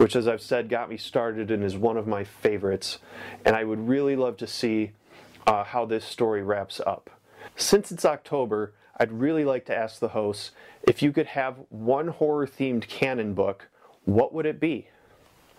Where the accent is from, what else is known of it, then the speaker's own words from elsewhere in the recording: Blissfield, Michigan, United States; I'm from Blissfield, Michigan